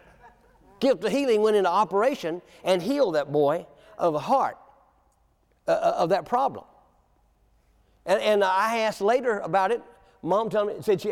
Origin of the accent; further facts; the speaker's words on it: Williamston, North Carolina, United States; moved away; my hometown, Williamson, North Carolina